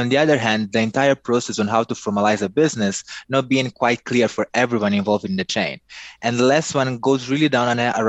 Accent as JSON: {"language": "English", "region": "Nampula", "country": "Mozambique", "tie": "born or raised there", "also_born_or_lived": "central Mozambique", "moved": "as an adult", "lives_now": "Maputo, Mozambique", "said": "I was born in Mozambique, in the north of the country, in a small town called Nampula. My parents are both from there, but they're quite mixed in terms of their background. I lived there till I finished my high school."}